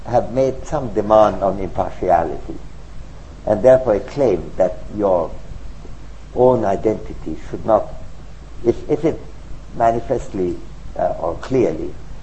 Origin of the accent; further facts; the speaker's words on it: India; moved away; also born or lived in United Kingdom / United States; I'm an Indian citizen, I'm a resident of UK or the USA